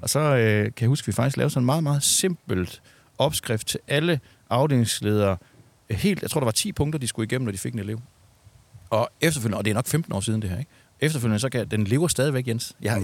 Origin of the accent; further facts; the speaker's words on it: Southern Jutland, Southern Denmark, Denmark; jeg kommer ned fra Sønderjylland